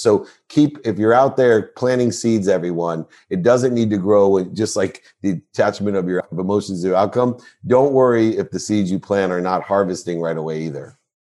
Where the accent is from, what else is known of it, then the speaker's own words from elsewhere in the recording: Akron, Ohio, United States; I was born in Akron, Ohio